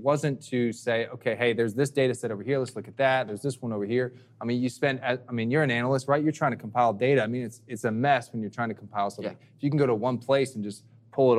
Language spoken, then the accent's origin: English; Philadelphia, Pennsylvania, United States; moved away; I'm originally from Philly